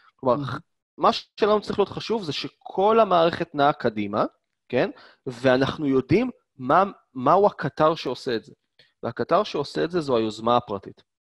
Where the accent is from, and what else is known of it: Israel; born or raised there